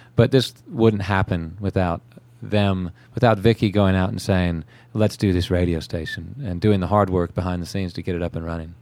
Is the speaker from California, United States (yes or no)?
yes; California, United States; now in Charleston, United States; growing up in California